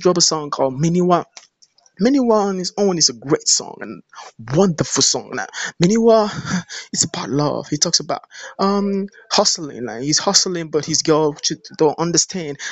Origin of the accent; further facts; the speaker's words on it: Nigeria; I'm from Nigeria.